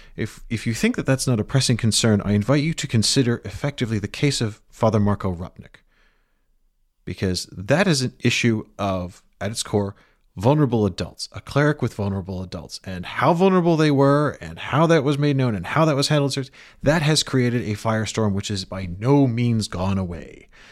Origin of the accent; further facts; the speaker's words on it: United Kingdom; I am British. I have a British passport.